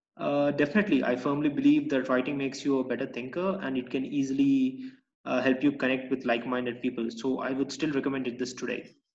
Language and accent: English; Denmark; also born or lived in Bosnia / Barcelona, Spain; now in Santiago, Chile; I was born in Bosnia, but due to the war in the 90s, uh, I had to flee with my family, and uh, we ended up in Denmark, where I grew up